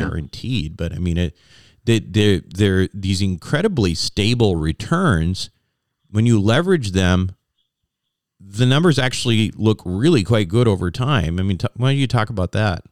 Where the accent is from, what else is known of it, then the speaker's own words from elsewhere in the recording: Minnesota, United States; moved away; I lived in Minnesota. I grew up in Minnesota. But I haven't lived in Minnesota uh, for probably at least 30 years.